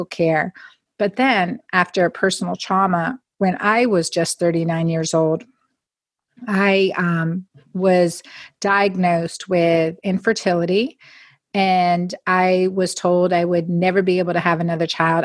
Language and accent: English; Northeastern Pennsylvania, United States; growing up in Northeastern Pennsylvania